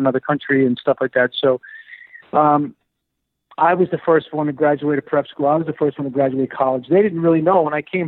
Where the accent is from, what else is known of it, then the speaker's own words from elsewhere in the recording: New York City, New York, United States; also born or lived in Bronx, New York; I grew up in Queens, Whitestone, Queens, in New York City. A little outside of New York, in the Bronx as well.